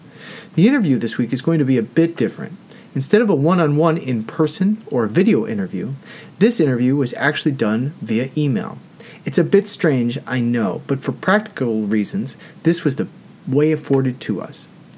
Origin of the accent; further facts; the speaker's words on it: Abruzzo, Italy; born there; English is a second language; I was born in 1959 in Abruzzo, a small village on the hills near the mountains in the central Apennines.